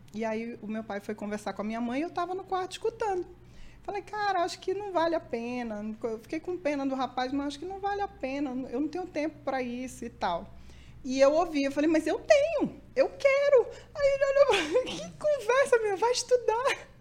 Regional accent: Manaus, Amazonas, Brazil; Eu nasci em Manaus

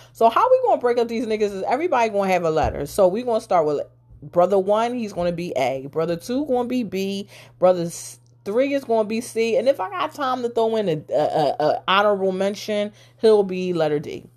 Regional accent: Philadelphia, Pennsylvania, United States; I'm from Philly

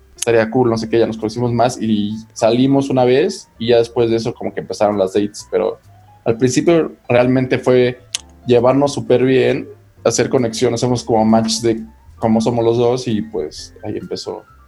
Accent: Mexico; Como buen mm. mexicano

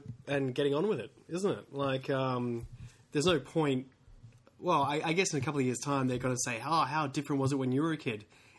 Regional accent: South Australia, Australia; I'm from South Australia

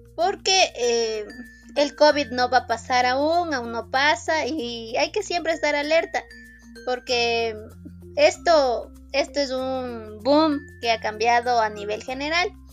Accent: Riobamba, Chimborazo, Ecuador; yo soy de Riobamba

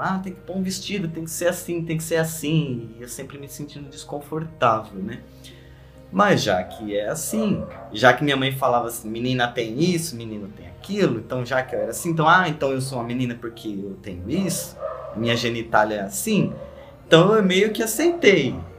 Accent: São Paulo, Brazil; also born or lived in Guarulhos; eu nasci em Guarulhos, né? Mas eu quase não tenho lembranças lá, porque eu vim para São Paulo eu já tinha cinco anos

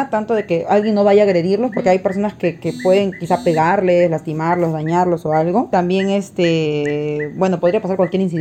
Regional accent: Lima, Peru; now in Tarapoto, Peru; Y o hasta morbosa, digo yo, que también soy de Lima, ¿no?

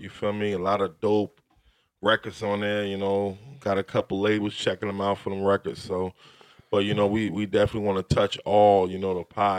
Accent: Hillside, New Jersey, United States; I'm from Hillside.

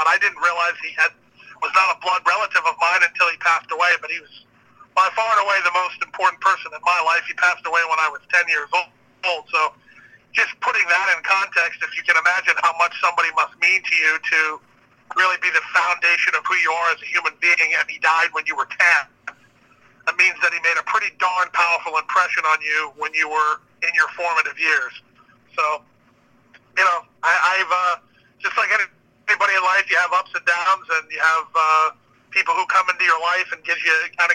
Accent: Florida, United States; growing up in Florida, we had so many South Florida spring training clubs that came down this way

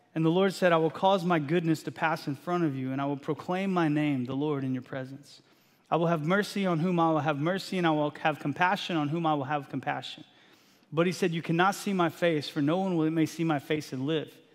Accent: Texas, United States; moved away as an adult; now in Eastern Washington, United States; I grew up in Texas

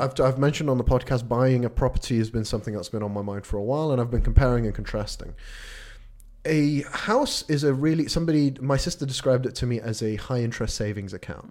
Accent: Sweden; moved away; I, I grew up in Sweden

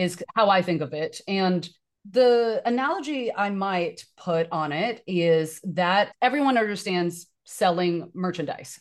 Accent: Taiwan; now in United States; I am an immigrant from Taiwan

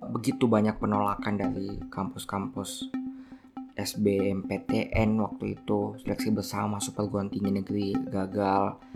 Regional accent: Watampone, South Sulawesi, Indonesia; born there; saya lahir di Watampone, Kabupaten Bone, 3 Juni 1994.

